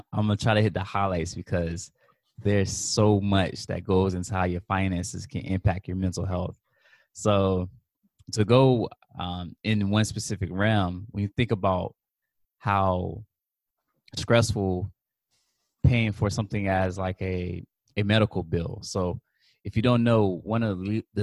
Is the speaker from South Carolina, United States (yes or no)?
yes; Columbia, South Carolina, United States; moved away as an adult; also born or lived in Rock Hill, South Carolina; I'm from Columbia, South Carolina.